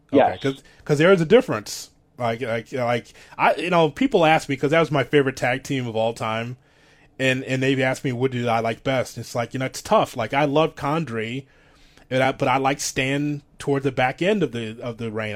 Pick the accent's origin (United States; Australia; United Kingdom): United States; Midwest; what I grew up with here in the Midwest